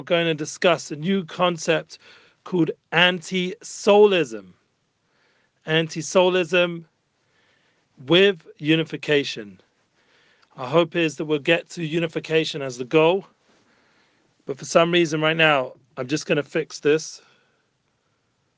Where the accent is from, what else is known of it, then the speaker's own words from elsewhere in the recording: London, United Kingdom; moved away as an adult; now in Jerusalem, Israel; as a young child growing up in London